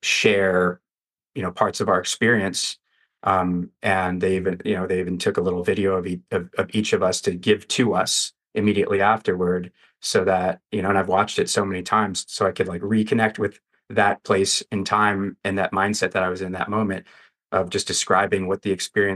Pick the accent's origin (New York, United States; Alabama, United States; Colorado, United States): Colorado, United States; Denver; now in Las Vegas, United States; the street that I grew up on in Denver as a kid